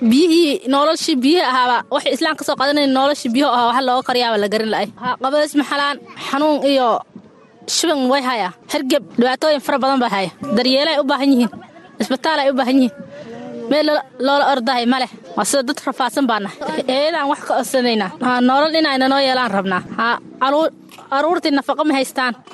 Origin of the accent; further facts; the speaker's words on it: Somalia; moved away as an adult; now in Buulobakti displacement camp, Somalia; waxaan ka yimid wareegta